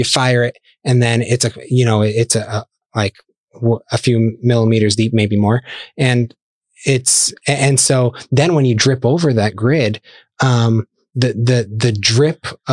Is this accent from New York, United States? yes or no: no; Scranton, Pennsylvania, United States; moved away as an adult; also born or lived in Ohio; now in Lehigh Valley, United States; I grew up in the Scranton area